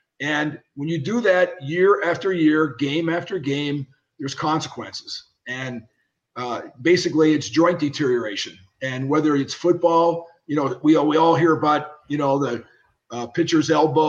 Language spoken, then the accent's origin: English; Pittsburgh, Pennsylvania, United States; I was ready to get signed by a free agent contract with the Pirates, where I grew up in Pittsburgh.